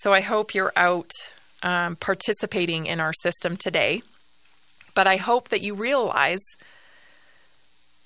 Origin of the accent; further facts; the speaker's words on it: Canada; also born or lived in northern Colorado; now in Colorado, United States; I'm a Canadian citizen